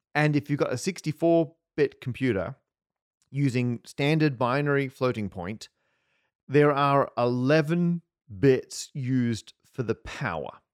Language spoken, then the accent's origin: English; Australia; moved away as an adult; now in United Kingdom; growing up in Australia